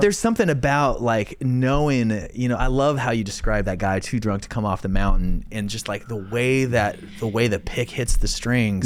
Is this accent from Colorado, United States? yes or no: no; Idaho, United States; moved away; I grew up in Idaho